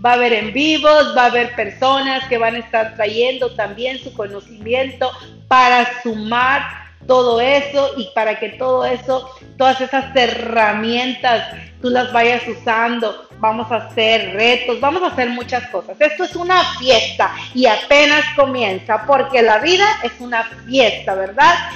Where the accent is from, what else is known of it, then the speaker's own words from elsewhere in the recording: Mexico; now in Texas, United States; yo soy mexicana, radico en Estados Unidos, en Texas, he radicado aquí por muchos años de mi vida